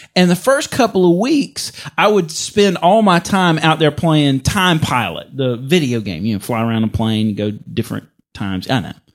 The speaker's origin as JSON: {"language": "English", "region": "Mississippi", "country": "United States", "said": "I'm from Mississippi."}